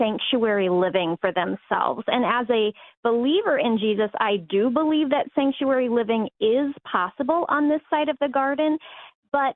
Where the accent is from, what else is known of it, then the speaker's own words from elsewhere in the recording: Phoenix, Arizona, United States; moved away as an adult; now in Minnesota, United States; I'm from Phoenix.